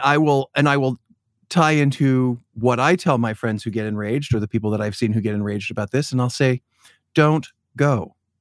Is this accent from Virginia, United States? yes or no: no; Chicago, Illinois, United States; being a Chicagoan, I've, I've grown up in the Shed Aquarium